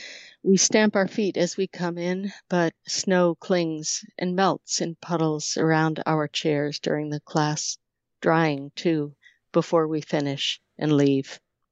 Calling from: Montpelier, Vermont, United States; Vermont. Montpelier, Vermont.

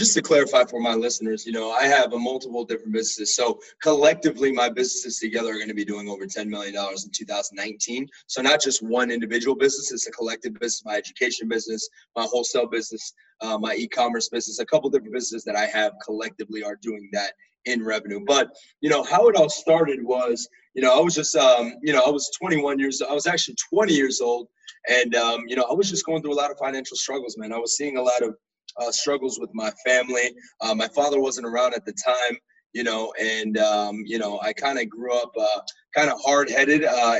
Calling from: Tampa, Florida, United States; I'm actually in Tampa, Florida, no longer in D.C.

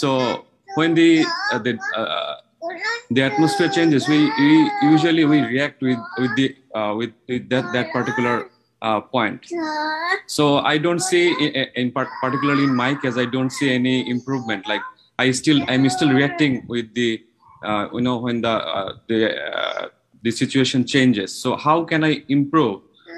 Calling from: Japan; from Japan.

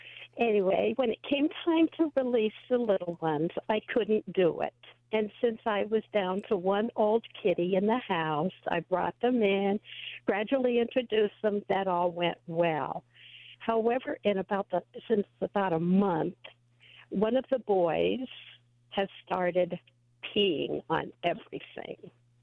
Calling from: Yuma, Arizona, United States

